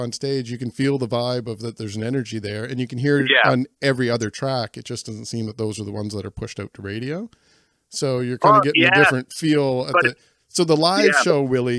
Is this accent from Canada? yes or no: yes; New Glasgow, Nova Scotia, Canada; I'm born and raised in New Glasgow and I'm in the Glasgow right now.